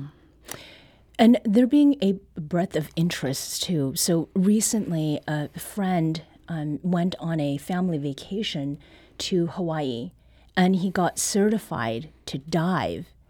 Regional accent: Canada; now in Missouri, United States; Growing up in Canada

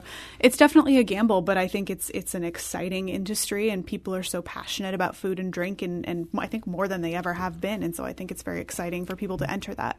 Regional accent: Belleville, Illinois, United States; I'm from Belleville originally

